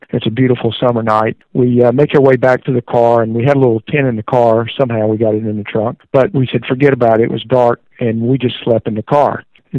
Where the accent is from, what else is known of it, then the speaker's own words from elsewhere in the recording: Greenville, South Carolina, United States; I was born in Greenville, South Carolina, and raised in the area